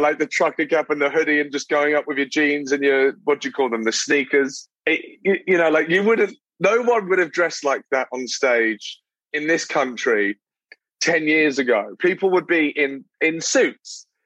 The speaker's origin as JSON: {"language": "English", "town": "Brighton", "region": "South East England", "country": "United Kingdom", "tie": "born or raised there", "moved": "as an adult", "lives_now": "London, United Kingdom", "said": "So I I'm born in London, but then I moved to a a small town. Uh, it's not that small, but a smaller town uh, on the um, on the south coast called Brighton"}